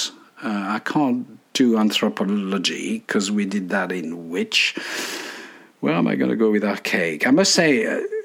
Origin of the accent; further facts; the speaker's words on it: Dijon, Bourgogne-Franche-Comté, France; born in my hometown of Dijon in France